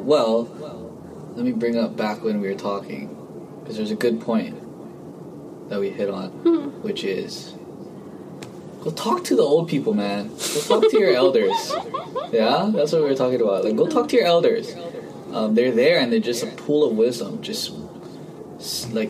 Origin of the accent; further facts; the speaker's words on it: Hawaii, United States; also born or lived in Guam; I grew up in Hawaii